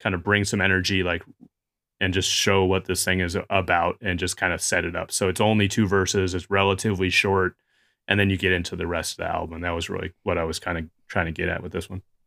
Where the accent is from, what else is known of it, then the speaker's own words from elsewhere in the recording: Chicago, Illinois, United States; growing up in Chicago